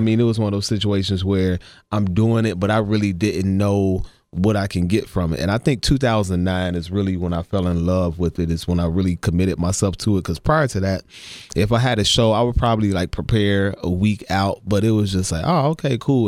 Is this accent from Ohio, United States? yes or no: yes; Ohio, United States; growing up in Ohio